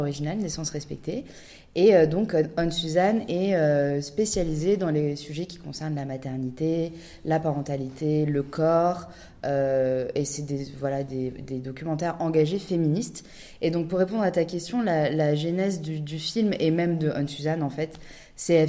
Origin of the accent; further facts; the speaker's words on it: France; nous, on est, on est française